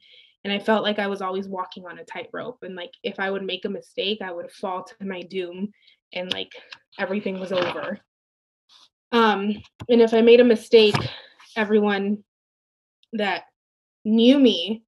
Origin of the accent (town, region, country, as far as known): Santa Barbara, California, United States; born or raised there; also born or lived in Mexico